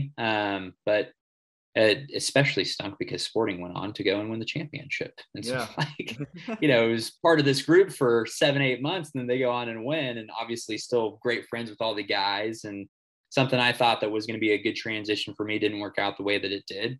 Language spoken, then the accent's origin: English; Kansas City, Kansas, United States; also born or lived in Sweden; being in my hometown